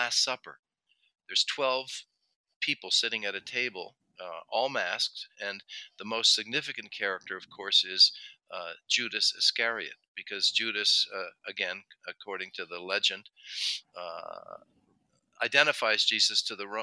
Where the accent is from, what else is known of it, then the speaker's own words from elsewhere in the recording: United States; now in Mexico; I'm an American living in Mexico